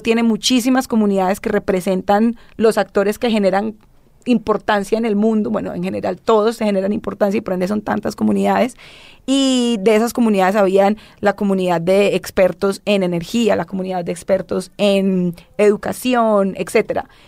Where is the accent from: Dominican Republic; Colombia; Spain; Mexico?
Colombia; yo vengo de Colombia, que es una de las regiones con mucha disparidad social